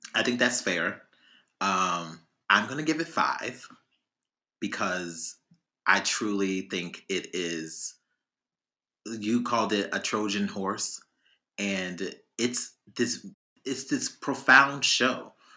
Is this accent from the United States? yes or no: yes; Chicago, Illinois, United States; we grew up in Chicago